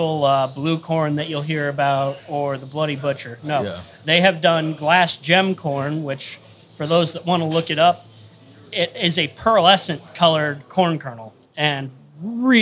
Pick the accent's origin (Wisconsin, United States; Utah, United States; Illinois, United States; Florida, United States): Illinois, United States; my home state of Illinois